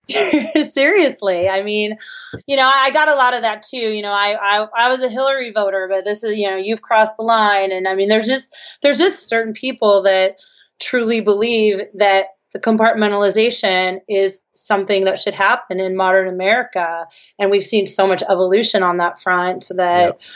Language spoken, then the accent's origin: English; San Francisco, California, United States; I'm from San Francisco